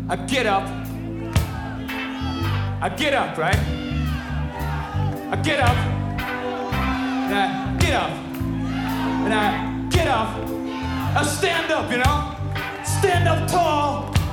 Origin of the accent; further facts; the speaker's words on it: Brooklyn, New York, United States; Now I come from Sheepshead Bay, Brooklyn, you know right here in New York City, you know. And I went to uh, public school 254, Board of Education school system.